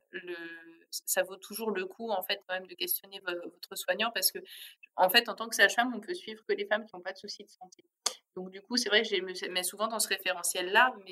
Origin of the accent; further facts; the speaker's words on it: Grand Est, France; d'origine, j'avais envie de vous faire euh, une recette alsacienne, mais vraiment à la façon des grands-mères alsaciennes.